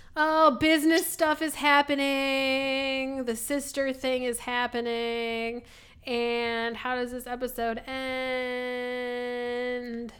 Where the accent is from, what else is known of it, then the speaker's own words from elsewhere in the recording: Midwest, United States; we're from the Midwest.